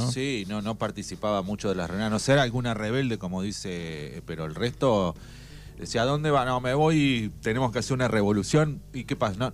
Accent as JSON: {"language": "Spanish", "country": "Argentina", "said": "así como argentinos"}